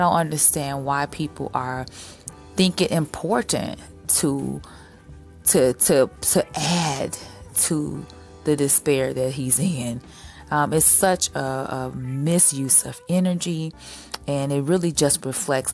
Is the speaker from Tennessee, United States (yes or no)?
no; Chicago, Illinois, United States; I am a Chicagoan